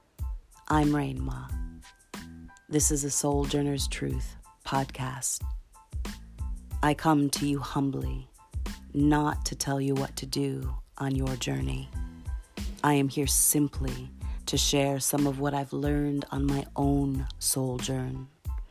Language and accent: English; Milwaukee, Wisconsin, United States; I was born in Milwaukee, Wisconsin, and given up for adoption.